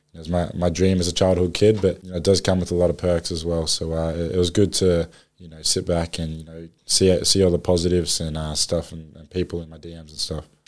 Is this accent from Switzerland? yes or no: no; Australia; moved away as an adult; now in New Orleans, United States; being an Aussie